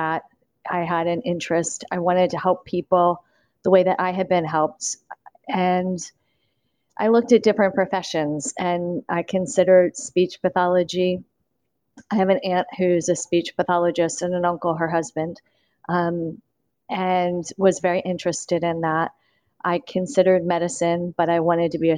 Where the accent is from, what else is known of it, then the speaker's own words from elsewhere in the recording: Maryland, United States; I'm from Maryland originally.